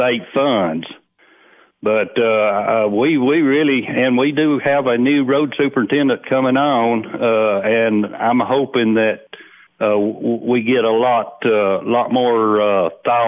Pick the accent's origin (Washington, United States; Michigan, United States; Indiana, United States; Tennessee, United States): Tennessee, United States; Cumberland County; I was born and raised in Cumberland County